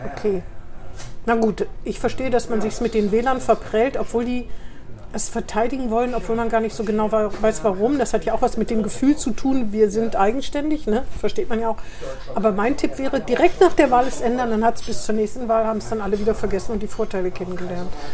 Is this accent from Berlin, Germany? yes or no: no; Northern Hesse, Germany; now in Bremen, Germany; ich komme aus Nordhessen